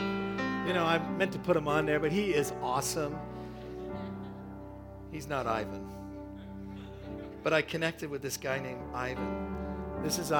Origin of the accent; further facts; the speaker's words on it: Toronto, Ontario, Canada; I'm from Toronto